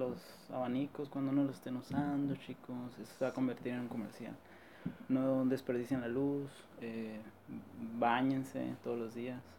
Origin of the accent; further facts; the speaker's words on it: La Paz, Baja California Sur, Mexico; somos de La Paz